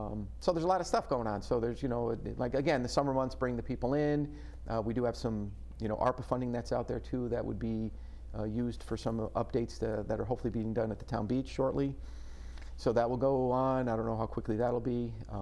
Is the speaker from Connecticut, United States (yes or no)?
yes; Clinton, Connecticut, United States; Clinton. It's my hometown.